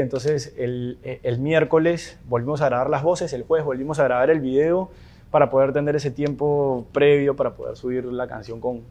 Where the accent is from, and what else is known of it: Peru; moved away